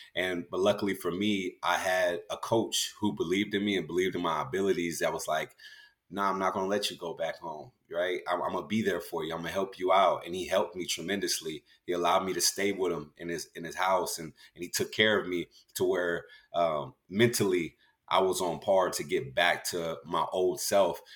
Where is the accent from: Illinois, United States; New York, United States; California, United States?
California, United States; also born or lived in Galveston, Texas; I was born in Galveston, raised in California